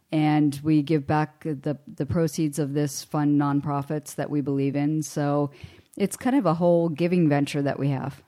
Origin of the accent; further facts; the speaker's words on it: Hermitage, Pennsylvania, United States; I grew up in Western Pennsylvania